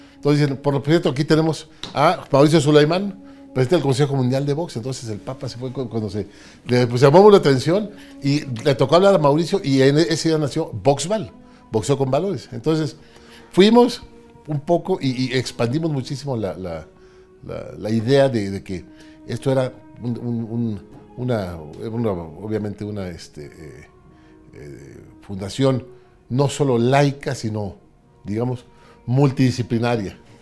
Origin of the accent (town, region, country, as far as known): Mexico City, Mexico; born or raised there; also born or lived in Ciudad Victoria, Tamaulipas